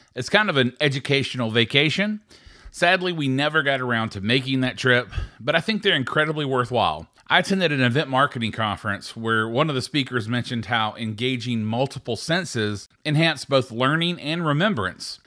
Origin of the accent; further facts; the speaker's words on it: Atlanta, Georgia, United States; my hometown, Atlanta